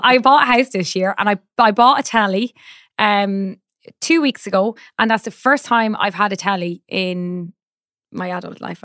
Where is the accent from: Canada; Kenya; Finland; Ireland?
Ireland; as an Irish person